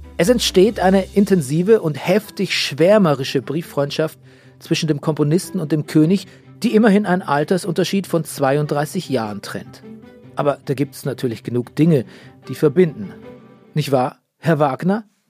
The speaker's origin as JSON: {"language": "German", "region": "Bavaria", "country": "Germany", "tie": "born or raised there", "said": "in meinem Heimatland Bayern."}